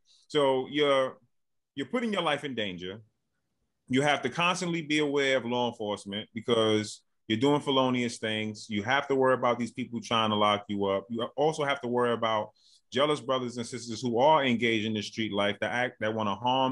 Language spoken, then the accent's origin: English; New York City, New York, United States; also born or lived in Bronx, New York; born and raised in Brooklyn, New York.